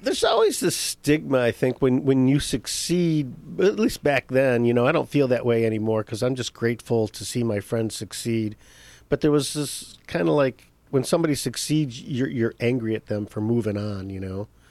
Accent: Detroit, Michigan, United States; moved away as an adult; also born or lived in Chicago; I'm originally from Detroit, Michigan. Born and raised, uh, moved to Chicago in nineteen eighty-five

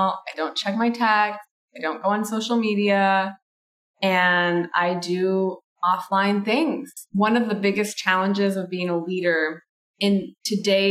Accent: Michigan, United States; I grew up in Michigan and my family kind of originated from Italy.

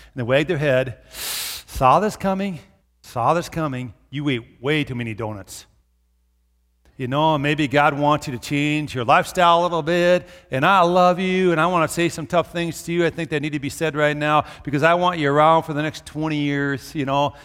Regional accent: Brooklyn Park, Minnesota, United States; now in Brookings, United States; I grew up in Brooklyn Park by the Twin Cities

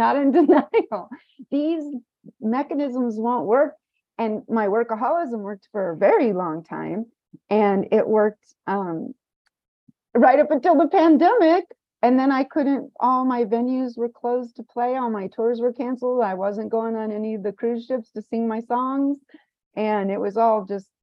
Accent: Kansas, United States; now in Los Angeles, United States; my hometown, small town Kansas

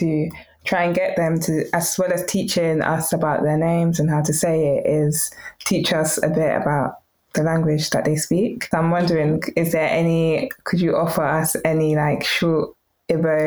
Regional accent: United Kingdom; accent: British; my British accent

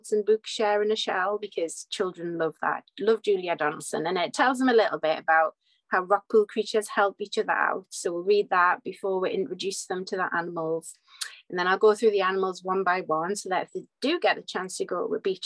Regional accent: Whitley Bay, North East England, United Kingdom; accent: Geordie/North East; So I'm in Whitley Bay, so right on the northeast coast, just on the coast across from Newcastle, hence the accent.

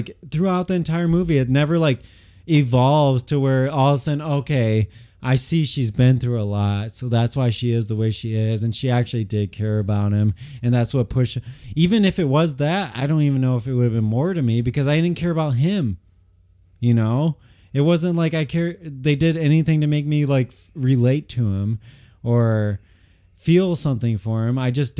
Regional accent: Midwest, United States; I grew up in the Midwest too, like from not like a upper class family

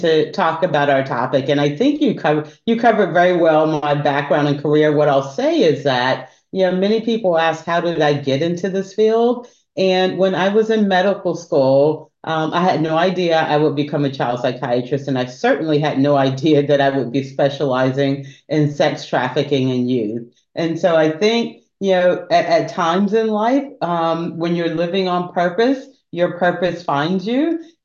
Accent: Albany, Georgia, United States; also born or lived in upstate New York / Atlanta, Georgia; I'm actually a Georgia peach. I was born in Albany, Georgia.

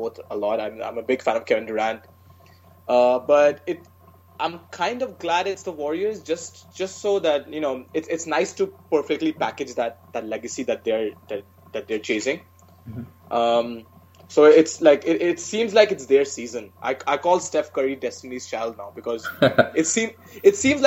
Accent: India; moved away as an adult; now in United States; growing up in India

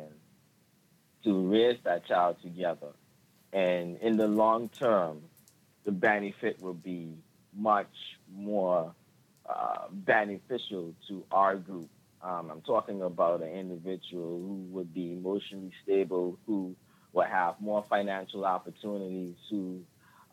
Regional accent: Turks & Caicos Islands; I'm from the Turks and Caicos Islands, which is right off the peninsula of Florida.

